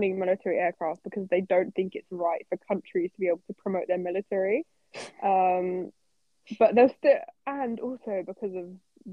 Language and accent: English; United Kingdom; as a British person